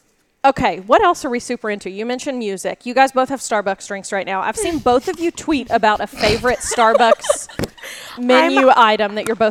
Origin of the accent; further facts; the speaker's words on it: Kentucky, United States; I'm from Kentucky. You know, I live in Kentucky, and it's starting to get cool there